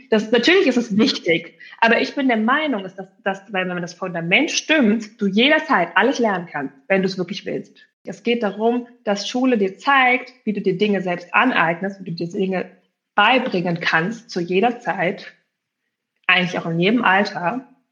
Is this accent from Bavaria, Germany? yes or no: no; Berlin, Germany; ich komme eben aus Berlin und äh, dort haben wir ja sechs Grundschuljahre eigentlich